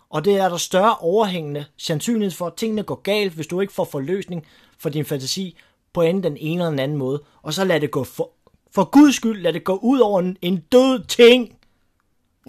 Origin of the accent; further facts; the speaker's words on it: Denmark; det, der gør mig stolt som dansker